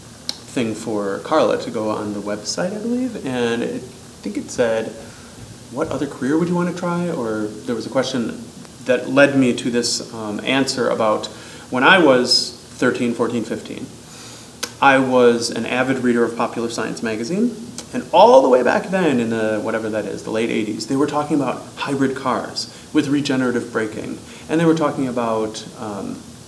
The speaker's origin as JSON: {"language": "English", "town": "Waukesha", "region": "Wisconsin", "country": "United States", "said": "I'm from Waukesha, Wisconsin."}